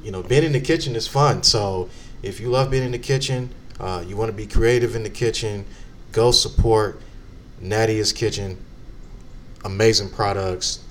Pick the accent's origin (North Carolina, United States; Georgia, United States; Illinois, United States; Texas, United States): Illinois, United States; Chicago; moved away; I'm a Chicagoan